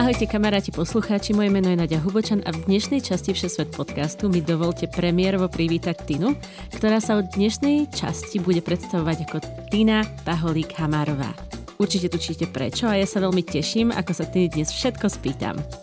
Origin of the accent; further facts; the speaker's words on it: Slovakia; Zo Slovenska